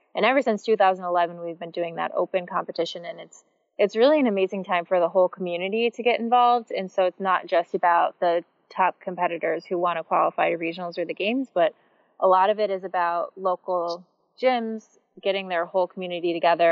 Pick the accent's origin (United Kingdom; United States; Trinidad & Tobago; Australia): United States; Michigan; I grew up in Michigan and I grew up doing gymnastics